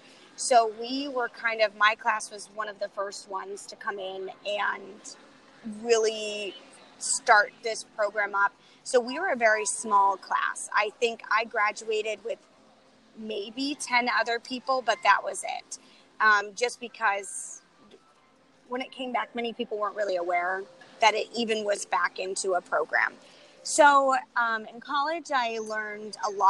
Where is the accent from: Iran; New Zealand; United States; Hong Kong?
United States; Mount Vernon; I grew up in a small town in Mount Vernon where dance was just the thing that everyone was put into